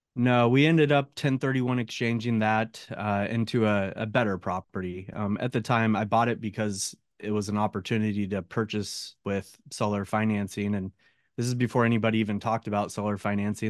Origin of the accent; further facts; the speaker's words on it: Oregon, United States; moved away as an adult; also born or lived in San Jose, California; now in Northern California, United States; I grew up in Oregon, small town in Oregon